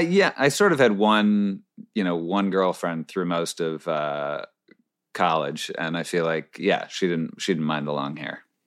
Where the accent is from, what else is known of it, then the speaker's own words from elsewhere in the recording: Northeast, United States; we're from the Northeast